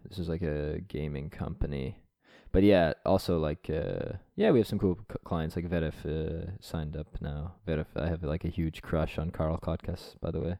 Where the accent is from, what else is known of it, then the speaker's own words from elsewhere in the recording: East Coast of Canada, Atlantic Canada, Canada; moved away as an adult; now in Estonia; I'm from the East Coast